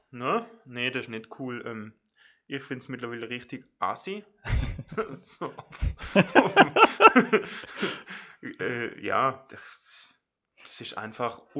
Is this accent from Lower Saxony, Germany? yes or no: no; Kleines Wiesental, Baden-Württemberg, Germany; wo aus dem kleinen Wiesental, so kommt der, heißt der Ort, wo ich herkomme